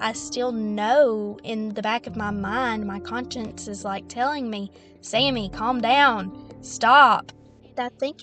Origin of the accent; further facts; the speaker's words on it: the Bible Belt, United States; Growing up in the Bible Belt